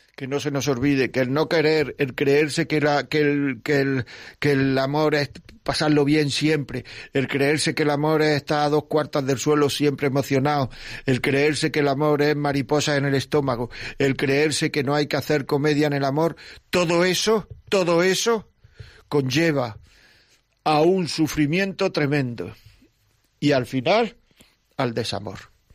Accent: Granada, Andalusia, Spain; yo soy de Granada

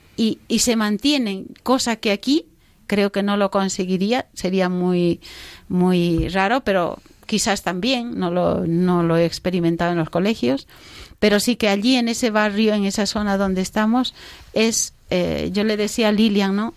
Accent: Bolivia; moved away; he estado en Bolivia, en mi país, en la selva

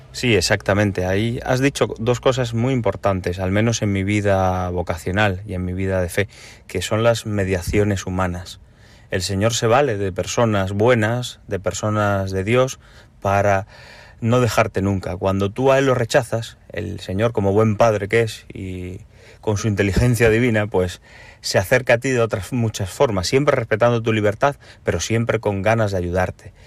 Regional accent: Galicia, Spain; also born or lived in Cuba; Y soy nacido en Cuba y criado en Galicia.

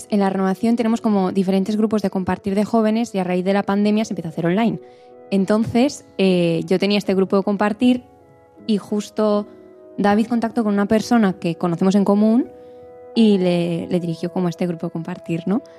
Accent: Burgos, Castile and León, Spain; now in Barcelona, Spain; soy de Burgos, aunque trabajo en Barcelona.

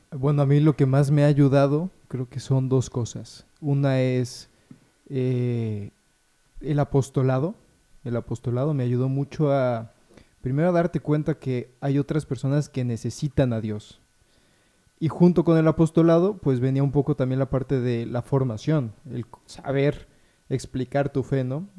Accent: Puebla, Mexico; also born or lived in Mexico City; yo nací en Puebla

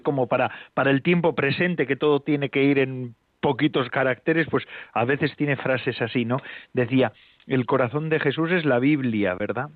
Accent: Biscay, Basque Country, Spain; yo soy del País Vasco, vizcaíno

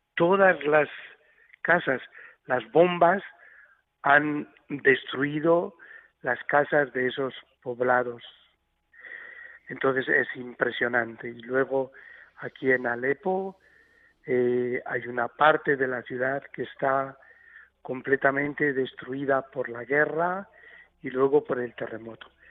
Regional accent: Tilleruelo de Arriba, Castile and León, Spain; now in Aleppo, Syria; Hoy es la fiesta patronal de mi pueblo, de Tilleruelo de Arriba, en la provincia de Burgos

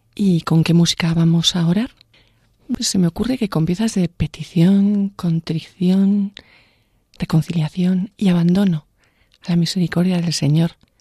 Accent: Vera de Bidasoa, Navarre, Spain; en mi pueblo, en Vera de Vidasoa

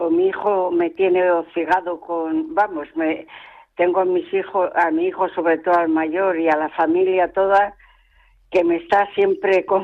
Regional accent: Madrid, Community of Madrid, Spain; now in Talavera de la Reina, Spain; nada, soy madrileña, pero vivo en ah. Talavera.

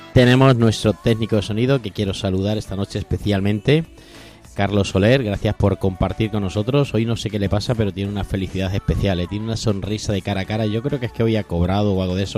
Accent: Toledo, Castilla-La Mancha, Spain; yo soy de Toledo

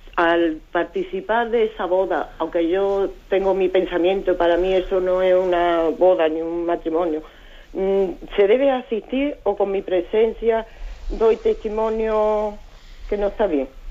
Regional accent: Colombia; moved away as an adult; now in Spain; yo soy colombiano y llevo 10 años en España

